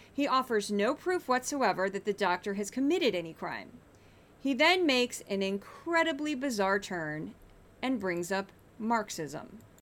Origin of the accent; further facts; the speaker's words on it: Missouri, United States; accent: Missouri; you're going to hear my accent on this number. I always laugh when I hear myself say the number eight because they sound very Missouri